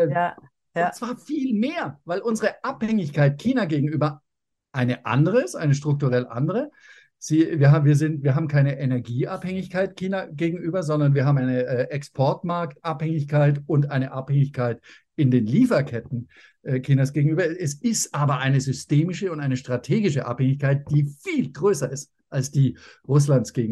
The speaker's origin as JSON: {"language": "German", "country": "Germany"}